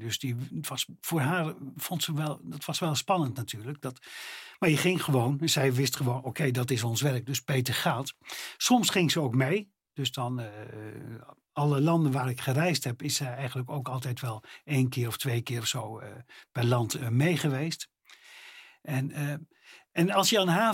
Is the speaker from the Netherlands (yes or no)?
yes; Netherlands; ik als Nederlander met mijn Nederlandse paspoortje